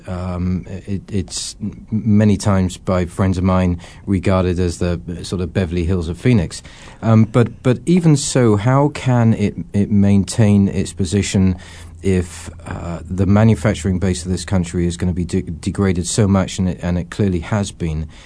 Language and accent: English; England, United Kingdom; moved away as an adult; now in Scottsdale, United States; I grew up in England?